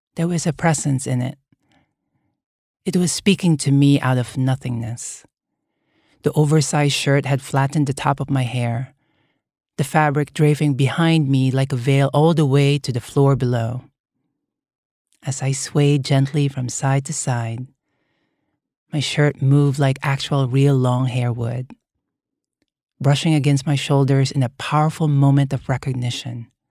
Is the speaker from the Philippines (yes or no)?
yes; Manila, Metro Manila, Philippines; moved away; growing up in the Philippines